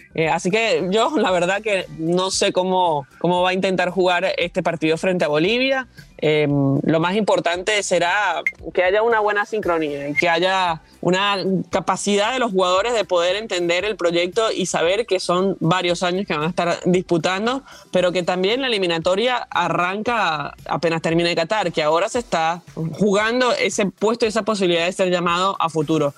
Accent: Venezuela; yo como venezolana

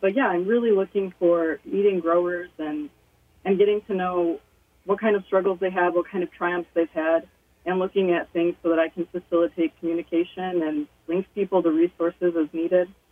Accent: Three Rivers, Michigan, United States; also born or lived in Utah / Sturgis, Michigan; I grew up actually in Three Rivers

